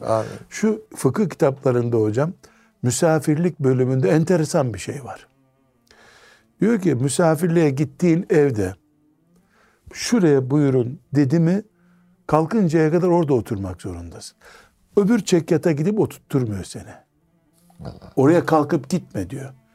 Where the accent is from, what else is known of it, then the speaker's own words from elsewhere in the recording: Black Sea Region, Turkey; bizim Karadeniz kültüründe